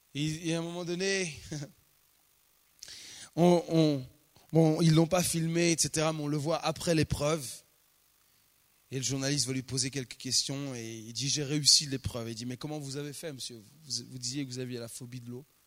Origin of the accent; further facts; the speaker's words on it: France; Chez nous, en France